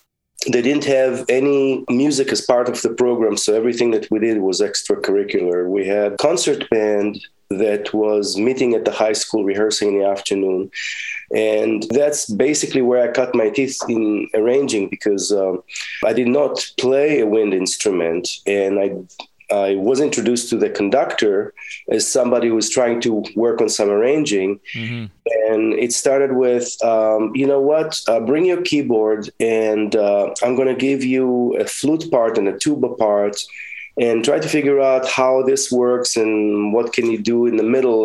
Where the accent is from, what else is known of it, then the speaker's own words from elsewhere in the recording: Israel; now in United States; In Israel, the music programs at school were not as developed as they are here.